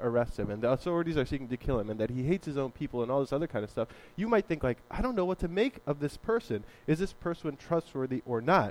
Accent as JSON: {"language": "English", "region": "Northeast", "country": "United States", "said": "we're from the Northeast"}